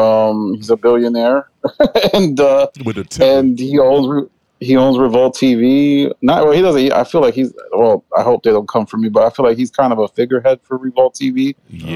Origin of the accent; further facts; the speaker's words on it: New York, United States; as a New Yorker